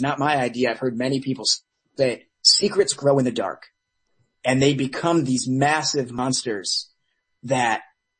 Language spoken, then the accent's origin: English; Detroit, Michigan, United States; now in Los Angeles, United States; I was born and raised in Metro Detroit